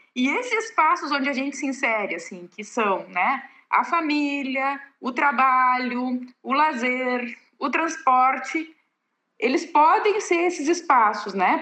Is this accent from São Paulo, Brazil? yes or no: no; Pelotas, Rio Grande do Sul, Brazil; moved away as an adult; also born or lived in Dionísio Cerqueira / Chapecó; em Pelotas e depois de lá, que é a minha cidade natal, né?